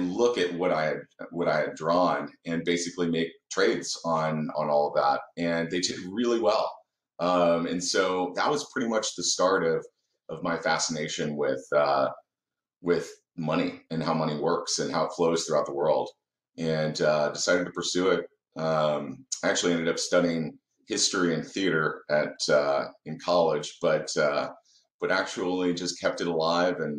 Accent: Dallas, Texas, United States; also born or lived in Indianapolis, Indiana; I was born in Indiana, actually. So I was born in Indianapolis, but we moved down in 89 to Dallas

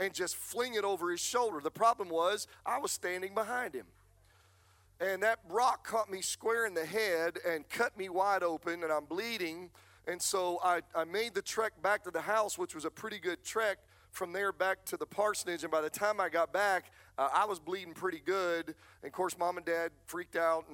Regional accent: Manns Choice, Pennsylvania, United States; When I was a child, growing up in Man's Choice, Pennsylvania

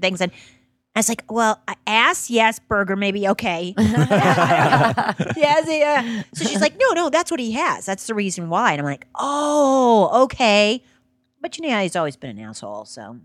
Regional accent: New Orleans, Louisiana, United States; I'm from New Orleans.

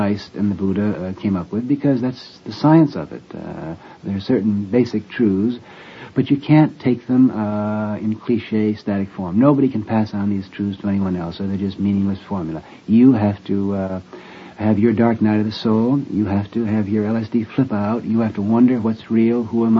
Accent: United States; I'm simply an American of Irish descent

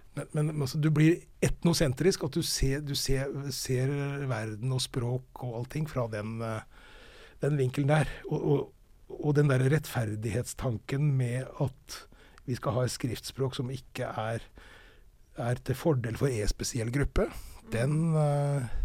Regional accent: Fredrikstad, Østfold, Norway; accent: Østfold dialect; jeg er fra Fredrikstad

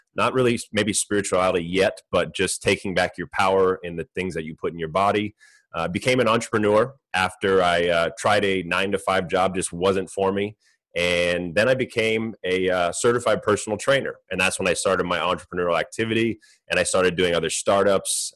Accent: Orange County, California, United States; I grew up in California, Orange County

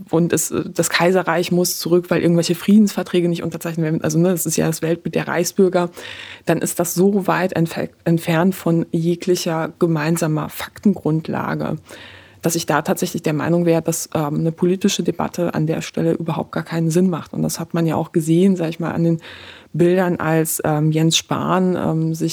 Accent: Poland; born there; Also ich bin in Polen geboren, äh, sag ich mal.

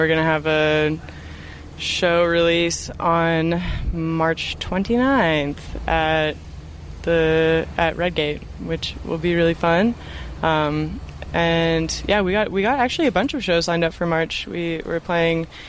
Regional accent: Calgary, Alberta, Canada; now in Vancouver, Canada; I grew up in Calgary

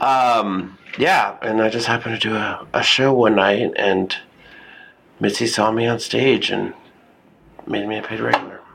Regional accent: San Antonio, Texas, United States; I grew up in Texas

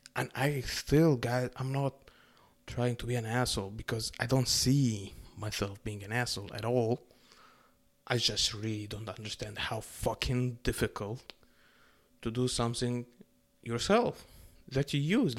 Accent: Egypt; now in Canada; I grew up in Egypt

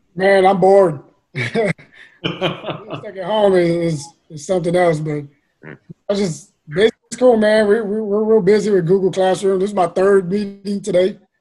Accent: San Antonio, Texas, United States; I grew up in the West Side, man, right, uh, right next to the Casiano Courts, you know, Laredo, South Hamilton area

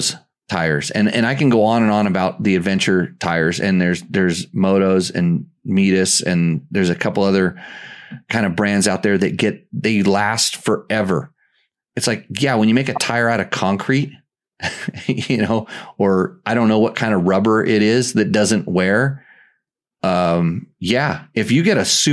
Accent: United States; we're American

